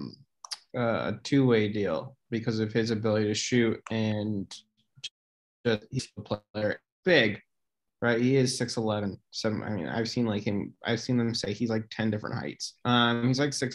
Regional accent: Fargo, North Dakota, United States; I'm from Fargo

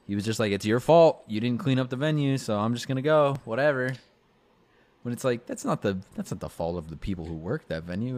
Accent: Bakersfield, California, United States; moved away; back in my hometown in California

